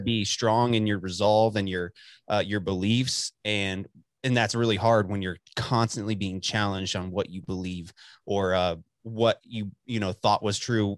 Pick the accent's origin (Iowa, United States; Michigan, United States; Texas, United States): Texas, United States; Dallas; also born or lived in Amarillo area; I'm born and raised in Texas my whole, like, lived here most of my life